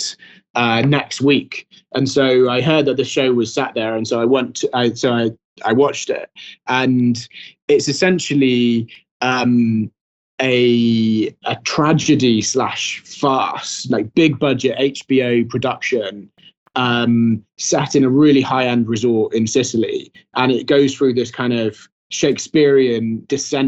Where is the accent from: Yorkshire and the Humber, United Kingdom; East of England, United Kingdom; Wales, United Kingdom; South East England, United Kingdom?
Wales, United Kingdom; Brecon Beacons; I'm from the Bracken Beacons